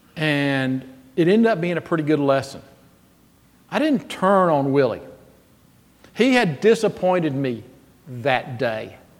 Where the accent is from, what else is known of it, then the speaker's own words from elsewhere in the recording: Jackson, Mississippi, United States; I am 12 years old, growing up in Jackson, Mississippi